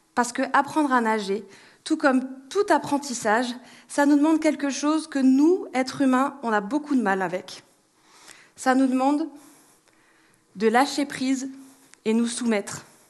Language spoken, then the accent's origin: French; France; en tant que bon Français